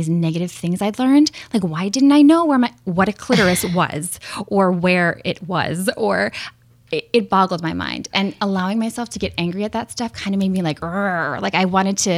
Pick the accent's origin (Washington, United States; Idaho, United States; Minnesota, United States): Minnesota, United States; I grew up in Minnesota